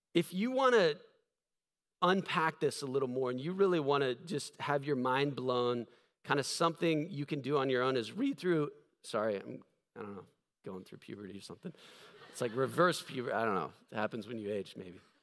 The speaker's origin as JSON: {"language": "English", "country": "United States", "said": "I'm standing up there as this American pastor"}